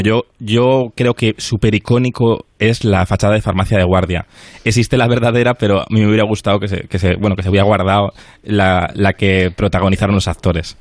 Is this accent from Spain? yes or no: yes; Cantabria, Spain; Yo soy de Cantabria